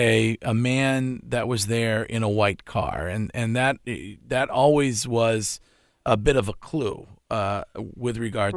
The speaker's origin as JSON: {"language": "English", "town": "Stow", "region": "Massachusetts", "country": "United States", "tie": "born or raised there", "said": "my hometown of Stowe"}